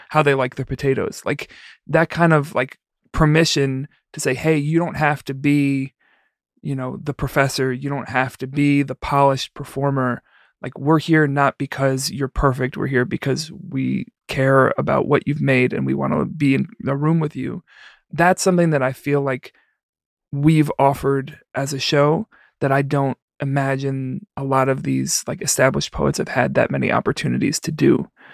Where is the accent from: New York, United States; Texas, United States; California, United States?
New York, United States; New York City; now in Chicago, United States; I'm not from here. I'm from the Bronx